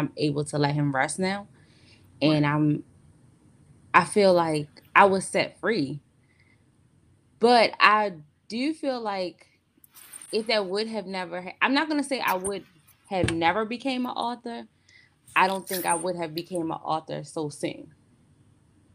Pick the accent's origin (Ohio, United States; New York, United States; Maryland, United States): Maryland, United States; Baltimore; I'm from Maryland. I'm from Baltimore, Maryland.